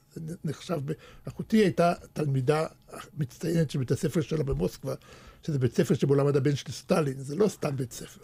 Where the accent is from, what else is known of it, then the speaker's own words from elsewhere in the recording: Netanya, Central District, Israel; Hebrew is a second language; also born or lived in Soviet Russia / Wiesbaden, Germany / Moscow; כשהייתי ילד בשכונה בנתניה, אני הייתי הילד היחידי שהיה לו כדורגל אמיתי